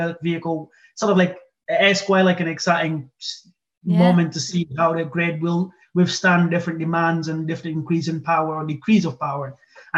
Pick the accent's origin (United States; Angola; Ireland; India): Angola; moved away as an adult; also born or lived in Aberdeen; I'm originally from Angola, and it's very like renewable energy. So they have a lot of hydro, and just growing up with those machines